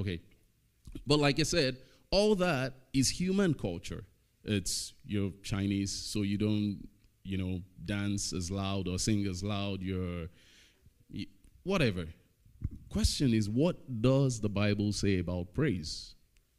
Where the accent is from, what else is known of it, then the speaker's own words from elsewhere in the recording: Nigeria; now in Estevan, Canada; I'm Nigerian